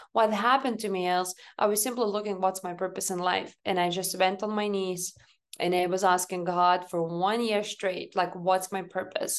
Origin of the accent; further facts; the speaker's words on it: Lithuania; moved away; I grew up back home in Lithuania. So, you know, I was raised and born in this country